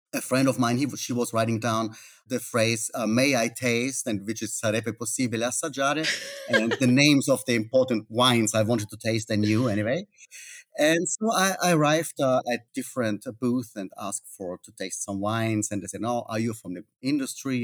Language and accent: English; Austria; moved away as an adult; now in Italy; I'm not Italian. I'm from Austria.